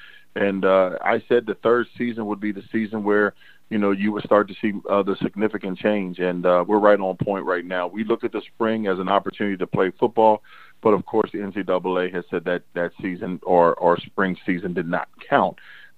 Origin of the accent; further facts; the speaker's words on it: Cleveland, Ohio, United States; now in San Francisco, United States; And so for me, that was intriguing because I came from Cleveland. And heck, if you just made the playoffs, man, everyone loved you.